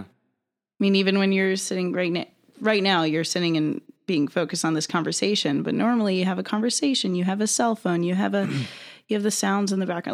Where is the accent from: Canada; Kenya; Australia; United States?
United States; North Carolina; I'm originally from North Carolina